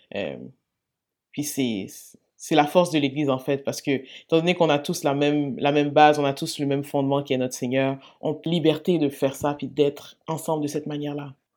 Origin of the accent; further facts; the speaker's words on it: L'Assomption, Quebec, Canada; also born or lived in Montreal; je suis née à Sainte-Justine. je suis quand même, je au Québec depuis toutes les années de ma vie. Euh, hmm. J'ai célébré la Saint-Jean régulièrement